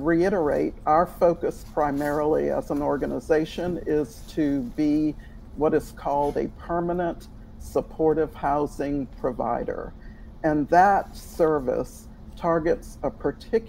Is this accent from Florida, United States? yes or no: no; New Orleans, Louisiana, United States; now in Atlanta, United States; I grew up in New Orleans